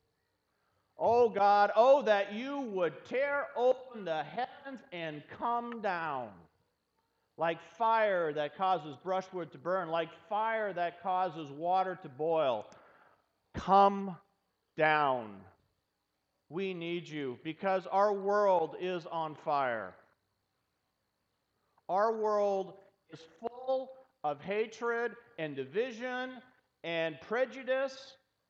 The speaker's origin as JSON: {"language": "English", "region": "Pacific Northwest", "country": "United States", "tie": "born or raised there", "also_born_or_lived": "Detroit area", "moved": "yes", "said": "I grew up in the Pacific Northwest"}